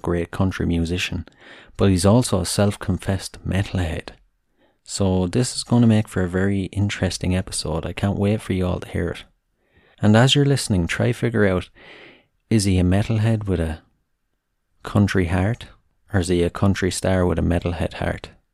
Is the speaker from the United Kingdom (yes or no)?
no; Wexford, Leinster, Ireland; my hometown of Wexford